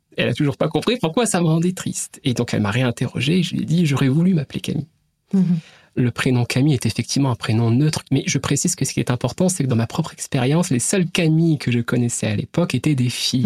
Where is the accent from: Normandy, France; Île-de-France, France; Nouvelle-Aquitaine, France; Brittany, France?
Brittany, France; Ma famille, je la situerai en tout cas dans mon enfance plutôt classe moyenne, quelque part euh, en Bretagne